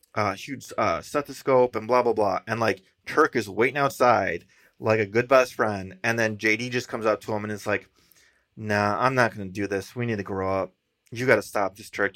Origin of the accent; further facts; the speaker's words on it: Chicago, Illinois, United States; we're from Chicago